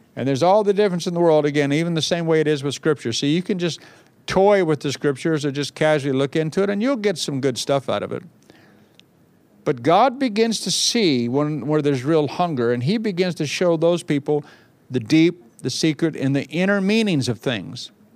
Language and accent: English; Bakersfield, California, United States; moved away as an adult; now in England; I went to my hometown of Bakersfield, California